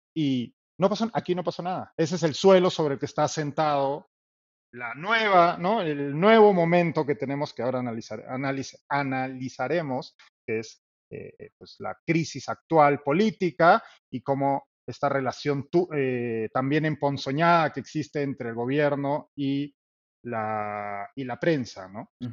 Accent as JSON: {"language": "Spanish", "country": "Peru", "said": "somos los periodistas peruanos"}